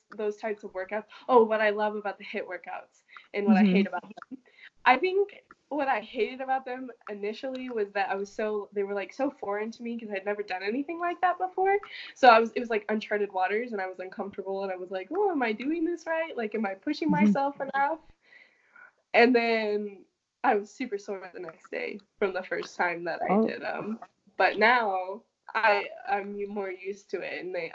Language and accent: English; Prescott, Arizona, United States; I'm from Arizona, currently a college student studying public health and nursing.